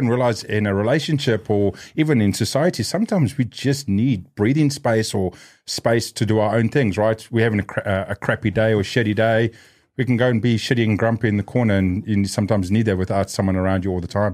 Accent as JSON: {"language": "English", "country": "New Zealand", "tie": "born or raised there", "said": "Growing up in New Zealand like myself"}